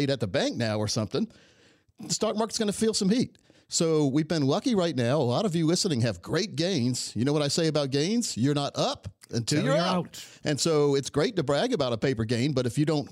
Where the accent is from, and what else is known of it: Laurinburg, North Carolina, United States; born or raised there